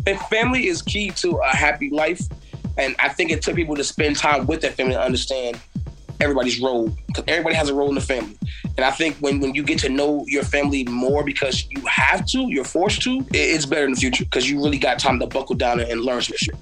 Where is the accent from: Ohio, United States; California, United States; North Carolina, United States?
North Carolina, United States; Fayetteville; I'm from Fayetteville, North Carolina